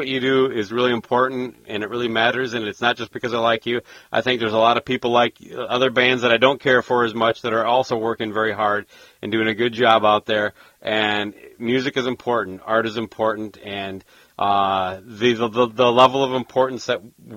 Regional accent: Minneapolis, Minnesota, United States; I come from the Twin Cities

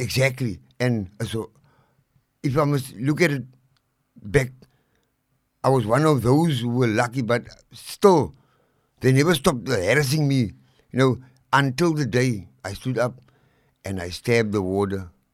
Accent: Cape Town, Western Cape, South Africa; also born or lived in Lavender Hill, Cape Town; I was born and bred in District Six

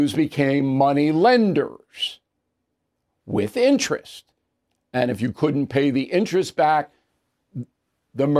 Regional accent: Levittown, New York, United States; I grew up in Levittown.

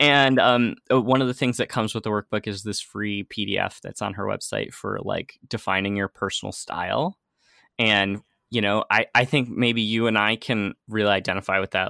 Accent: United States; moved away as an adult; also born or lived in San Francisco; now in Amsterdam, Netherlands; I'm originally from the United States

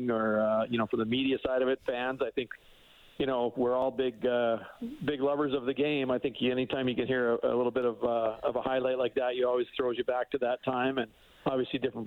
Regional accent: Spruce Grove, Alberta, Canada; moved away; I grew up there in Spruce Grove

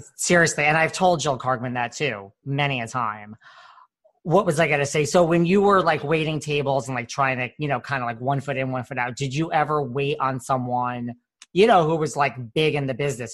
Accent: Connecticut, United States; I'm from Connecticut

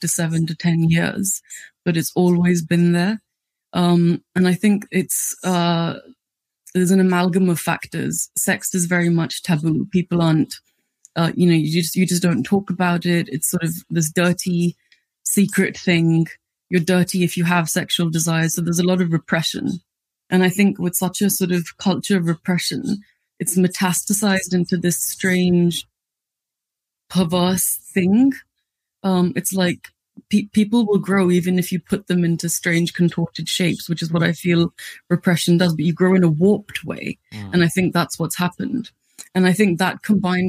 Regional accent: Delhi, India; now in United Kingdom; I grew up in Delhi

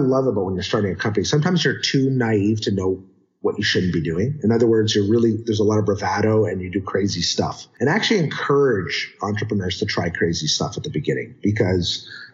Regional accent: Canada; I'm Canadian

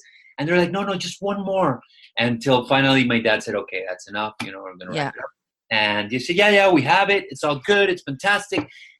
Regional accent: Mexico City, Mexico; also born or lived in Nairobi, Kenya; now in Los Angeles, United States; I was born in Kenya and then I was raised in Mexico City. So I kind of tell people I'm from Mexico because I kind of identify more with Mexican culture than with Kenyan culture.

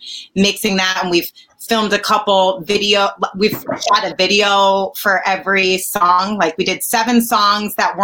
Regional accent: Connecticut, United States; also born or lived in Manhattan; I'm from Connecticut.

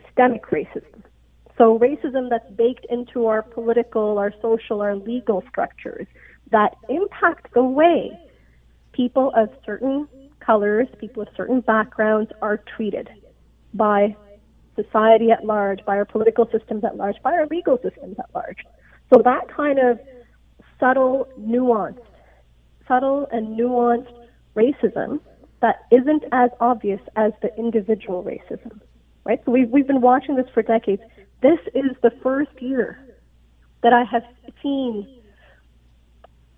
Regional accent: Canada; accent: no accent; also born or lived in Pakistan; I am Pakistani, I am brown, and I've grown up mostly in Canada. But I am an immigrant

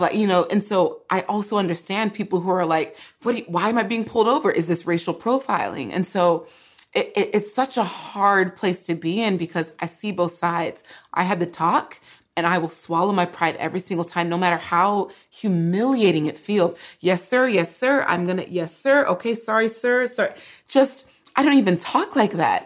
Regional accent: California, United States; first language English; I grew up in California

